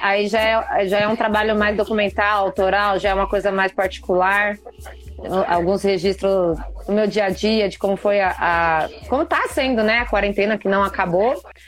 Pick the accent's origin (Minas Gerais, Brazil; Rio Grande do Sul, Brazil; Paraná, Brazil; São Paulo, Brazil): São Paulo, Brazil; sou de Taipas